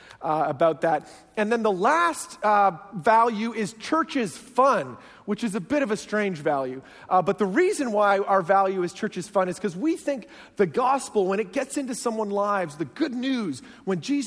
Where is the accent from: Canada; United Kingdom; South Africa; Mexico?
Canada; now in New Jersey, United States; I originally grew up in Canada, and so I have a very strange accent.